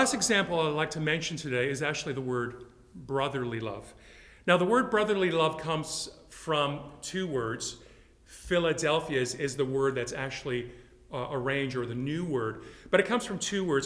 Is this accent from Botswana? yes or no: no; Canada; also born or lived in Yugoslavia; now in Melbourne, Australia; When I grew up in Canada, we had many cultural communities